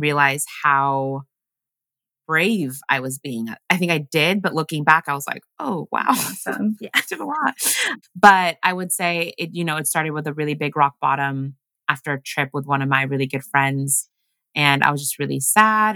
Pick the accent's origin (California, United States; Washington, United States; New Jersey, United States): Washington, United States; English is a second language; moved away as an adult; also born or lived in Uganda / Los Angeles; now in New York, United States; we grew up in Washington and then I lived in LA for seven years. And then I finally moved to New York